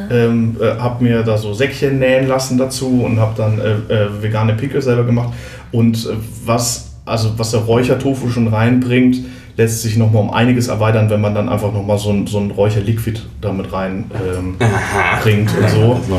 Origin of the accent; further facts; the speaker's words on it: Southern Germany, Germany; wenn es um, um, um norddeutsche Küche geht, da ist man als Süddeutscher doch immer so ein bisschen, äh, die habe ich bis jetzt immer nicht verstanden